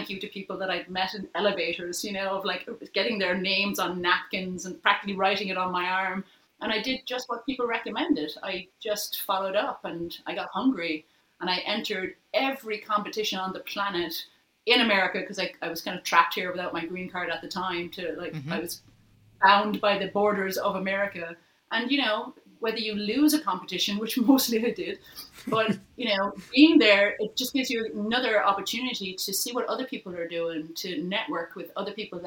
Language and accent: English; Ireland; now in New York, United States; you're Irish, we're Irish